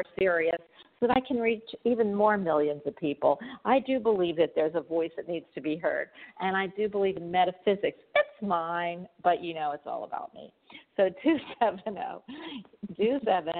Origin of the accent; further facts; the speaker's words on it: Philadelphia, Pennsylvania, United States; moved away; also born or lived in New York; I'm actually from Philadelphia, but I've lived in New York a few years too